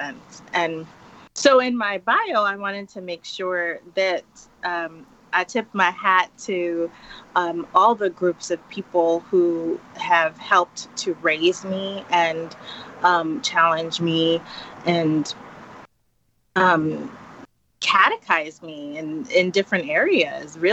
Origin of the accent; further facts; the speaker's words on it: New York City, New York, United States; moved away as an adult; also born or lived in Jamaica (ancestry); now in Dallas, United States; living and growing up in the Bronx